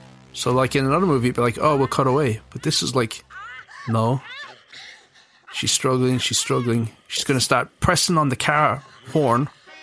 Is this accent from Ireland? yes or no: yes; Ireland; moved away; because we grew up in Ireland